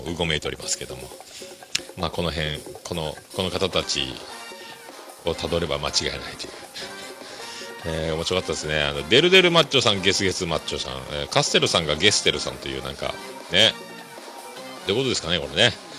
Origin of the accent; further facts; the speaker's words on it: Kyushu, Japan; 九州男児なんですかね、僕はね